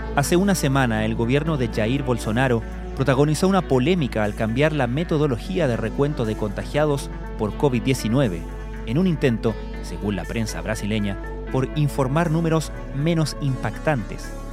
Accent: Chile

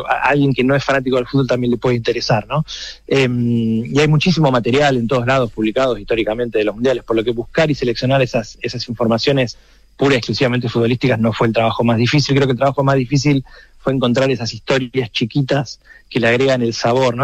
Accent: Argentina; el acento me, condena, soy argentino

